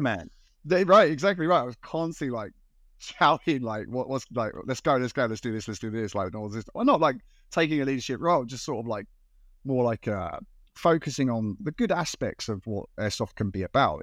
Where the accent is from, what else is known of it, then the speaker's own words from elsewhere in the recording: United Kingdom; moved away as an adult; now in Japan; I'm British uh, from the UK